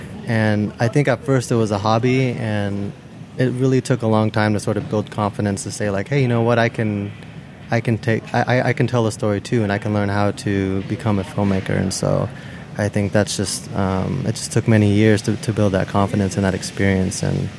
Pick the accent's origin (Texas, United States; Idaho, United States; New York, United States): Texas, United States; Houston; Born and raised in Houston.